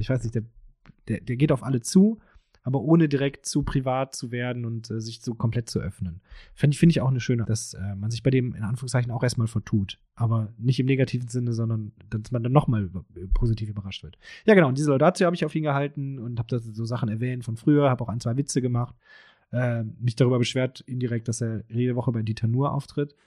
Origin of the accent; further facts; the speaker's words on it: Krefeld, North Rhine-Westphalia, Germany; moved away; ich komme aus Krefeld, das ist in der Nähe von Paris